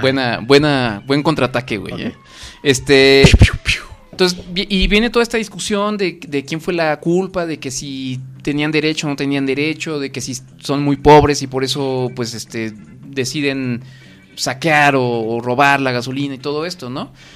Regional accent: Mexico; como buenos mexicanos que somos

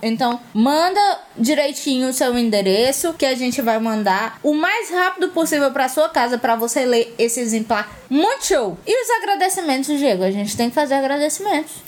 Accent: Fortaleza, Ceará, Brazil; A gente é de Fortaleza, Ceará, os três

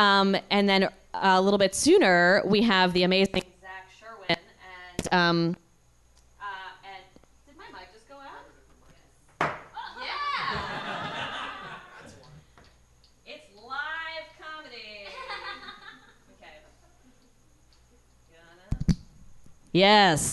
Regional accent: New York, United States; I'm from New York

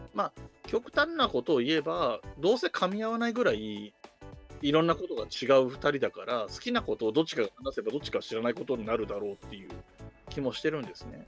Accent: Yamanashi, Japan; 僕も山梨県出身なんで

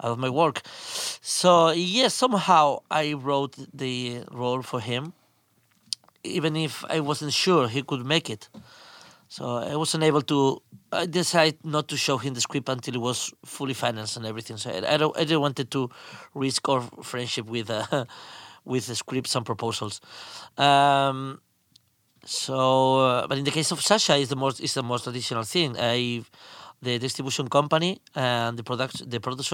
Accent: Spain; I'm a filmmaker from Spain

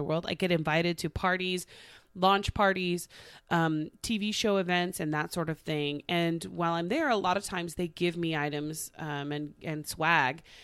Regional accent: Tulsa, Oklahoma, United States; moved away; I got hired by Channel Two in Tulsa. My hometown

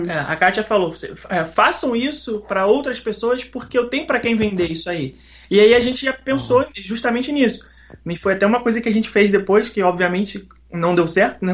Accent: Rio de Janeiro, Brazil; sou carioca malandrinho, surfistinha

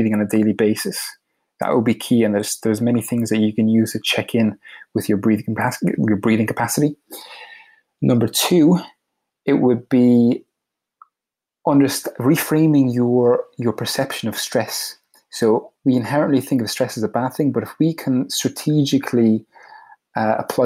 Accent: Ireland; moved away as an adult; also born or lived in United States; I'm from Ireland and I'm living in Ireland currently. I actually moved back from the US a couple of years ago

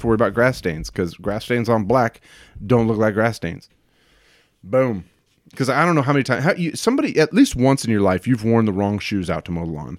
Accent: Hanford, California, United States; now in Washington, United States; Born in a, a, a little truck stop town called Hanford

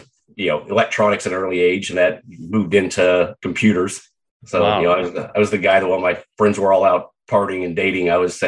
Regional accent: Southeast Kansas, United States; also born or lived in Canada; now in Dana Point, United States; Was born and raised in Southeast Kansas

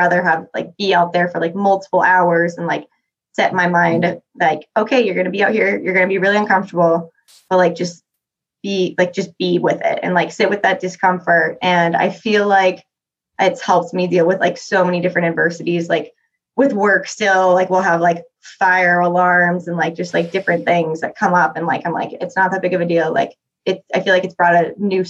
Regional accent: Florida, United States; now in Salt Lake City, United States; I grew up in Florida

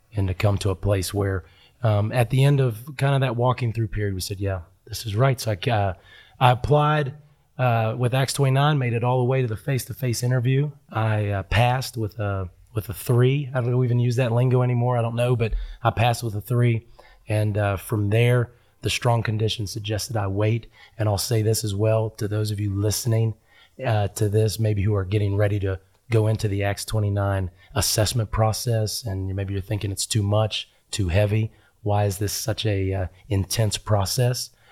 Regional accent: Huntington, West Virginia, United States; I am from West Virginia. That's where I was born and raised, a little town called

